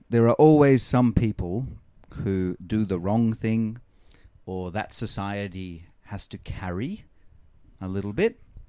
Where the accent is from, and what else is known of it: Australia